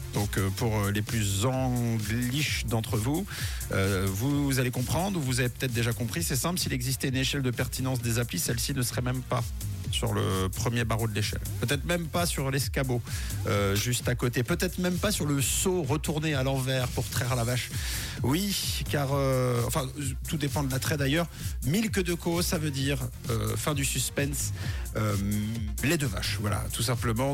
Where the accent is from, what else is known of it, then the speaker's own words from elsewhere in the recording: Switzerland; chez nous en Suisse